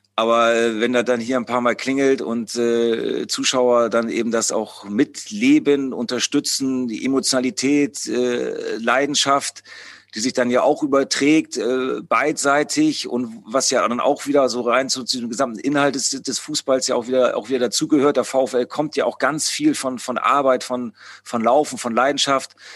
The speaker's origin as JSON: {"language": "German", "region": "Bremen", "country": "Germany", "tie": "born or raised there", "also_born_or_lived": "Hamburg", "moved": "as an adult", "lives_now": "Osnabrück, Germany", "said": "jetzt war ich wieder in meiner, in meiner Heimatstadt, wo ich auch früher, äh, sehr oft im, im Stadion war, ähm, als, als kleiner Jung"}